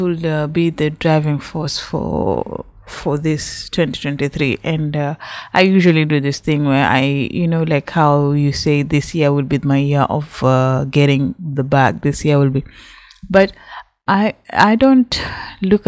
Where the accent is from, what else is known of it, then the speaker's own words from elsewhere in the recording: Kenya; I am from Kenya. I speak Swahili.